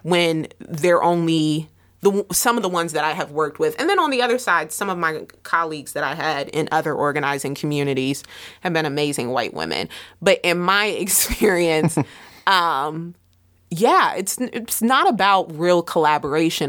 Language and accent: English; Middletown, United States; I'm from Middletown